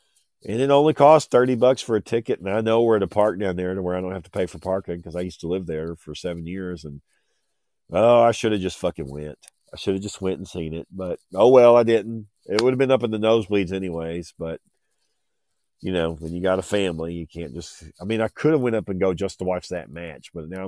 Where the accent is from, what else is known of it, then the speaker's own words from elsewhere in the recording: Texas, United States; I am from Texas, where this podcast is coming out of Fort Worth. I've lived in Texas my whole life.